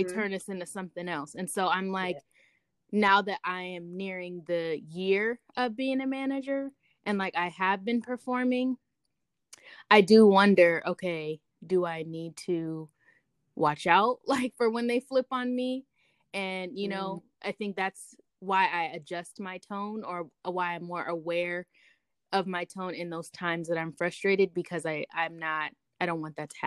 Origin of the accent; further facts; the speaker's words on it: California, United States; I'm from California, so we like sing in everything we say.